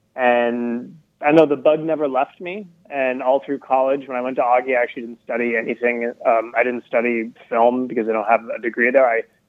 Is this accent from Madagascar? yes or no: yes; Madagascar; I was born and raised in Madagascar.